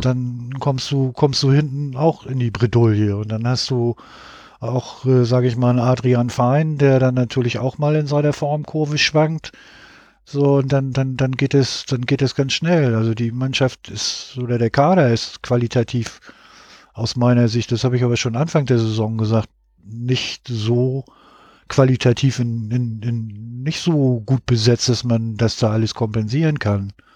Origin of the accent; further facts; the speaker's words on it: Hamburg, Germany; ich komme aus Hamburg